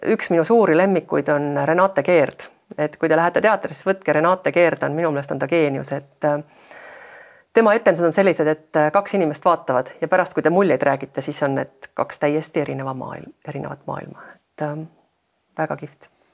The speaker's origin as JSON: {"language": "Estonian", "country": "Estonia", "said": "ma olen pärit väiksest maakoolist"}